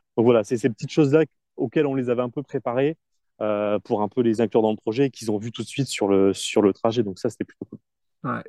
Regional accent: France; moved away; on est français, on parle pas très bien anglais

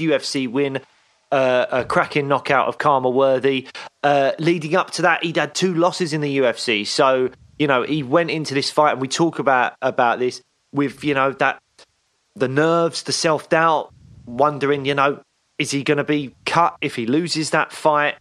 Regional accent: London, United Kingdom; I grew up on a council estate in Peckham

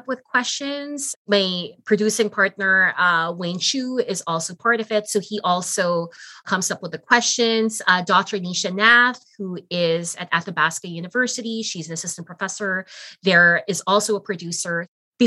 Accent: Philippines; now in Canada; I'm Filipino

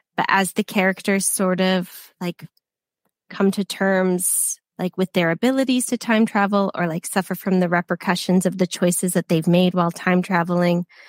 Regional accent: United States; now in United Kingdom; I'm from the States and I live in the UK now

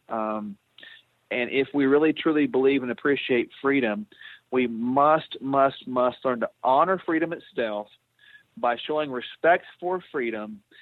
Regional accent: Oklahoma, United States; I came back to uh, my home state of Oklahoma

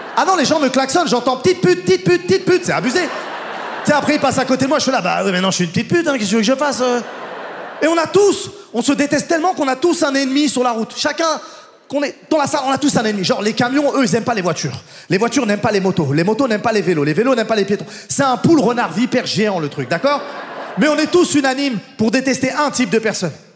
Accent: France; moi je suis français

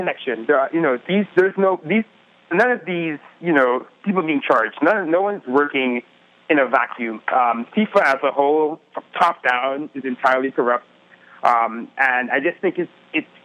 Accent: Trinidad & Tobago; I grew up in the Caribbean

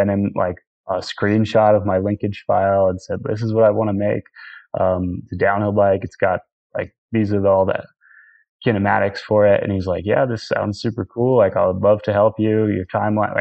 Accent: Northeast, United States; growing up in the Northeast

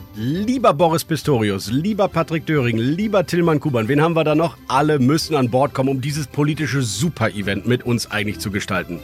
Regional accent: Rhineland, Germany; im Rheinland, in meiner Heimat

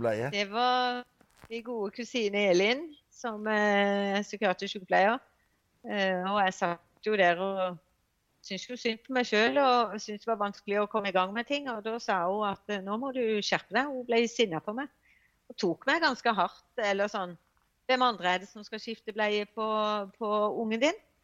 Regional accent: Evje og Hornnes, Agder, Norway; moved away as an adult; now in Grimstad, Norway; jeg er egentlig fra Evje og Hårnes eh, kommune

